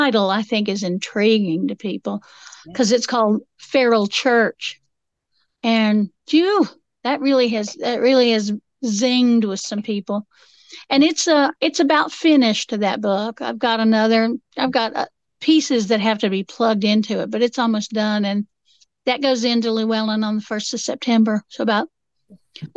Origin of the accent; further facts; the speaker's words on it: Appalachia, United States; I'm Appalachian.